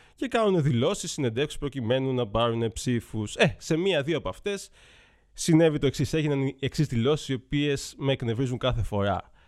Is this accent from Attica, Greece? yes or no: yes; Athens, Attica, Greece; τα 39 χρόνια τη ζωή μου τα έχω περάσει όλα στην Αθήνα. Γεννήθηκα στα Πετράλωνα, μεγάλωσα στου Αμπελόκηπους